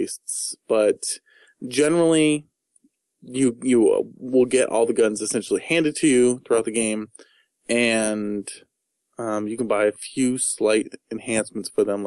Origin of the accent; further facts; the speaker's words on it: United States; I'm American